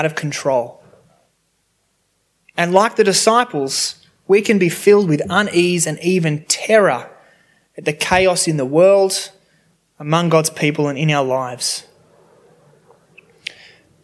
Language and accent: English; Sydney, New South Wales, Australia; I grew up near Cronulla Beach, and in high school I was able to do surfing for sport